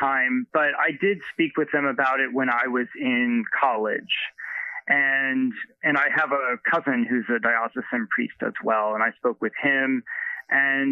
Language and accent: English; Ohio near Cincinnati, United States; moved away; I grew up in Ohio near Cincinnati. And so I am a fellow Midwesterner, and I can say that Ohio still feels like home to me